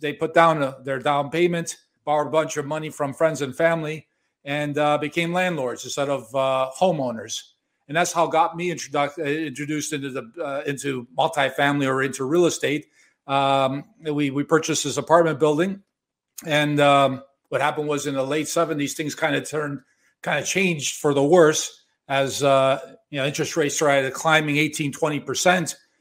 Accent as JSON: {"language": "English", "town": "Chicago", "region": "Illinois", "country": "United States", "tie": "born or raised there", "also_born_or_lived": "Miami Beach, Florida", "moved": "as an adult", "lives_now": "Toronto, Canada", "said": "I was born and raised in Chicago"}